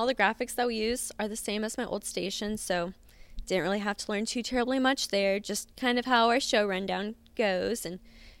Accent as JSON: {"language": "English", "town": "Kansas City", "region": "Missouri", "country": "United States", "tie": "born or raised there", "also_born_or_lived": "Columbia, Missouri", "moved": "as an adult", "lives_now": "Lexington, United States", "said": "So I'm from Kansas City, Missouri, born and raised. I went to the University of Missouri in Columbia."}